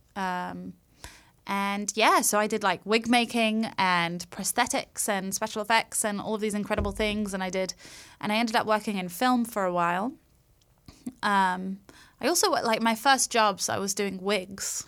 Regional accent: London, United Kingdom; now in Los Angeles, United States; I'm from London. so I'm from. I'm from England.

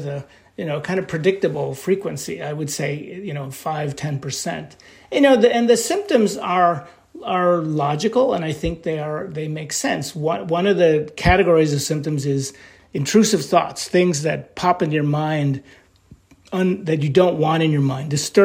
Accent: New York, United States; I'm from New York

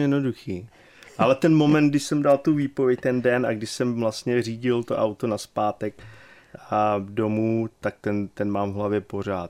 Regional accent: Pardubice, Pardubice Region, Czechia; moved away as an adult; also born or lived in Lanškroun / England / Houston, Texas; now in Texas, United States; Narodil jsem se tady před, uh, už je to panečku, to bude 49 let teďka

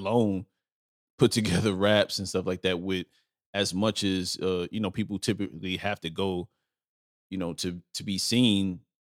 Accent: New York City, New York, United States; also born or lived in Bronx, New York; I'm originally from Brooklyn and Lower East Side, Manhattan. That's where I grew up, in New York

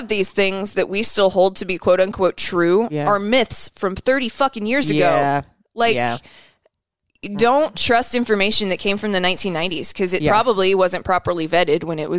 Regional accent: Denison, Iowa, United States; I'm white trash. From Denison, Iowa.

